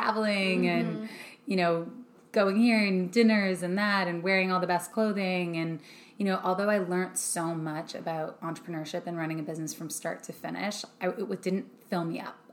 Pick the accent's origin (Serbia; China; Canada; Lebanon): Canada; now in Los Angeles, United States; I'm Canadian